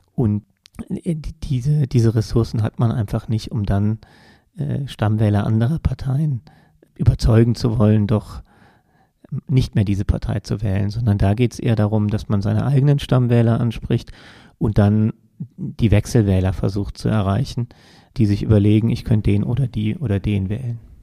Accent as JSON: {"language": "German", "country": "Germany", "said": "bei uns in Deutschland"}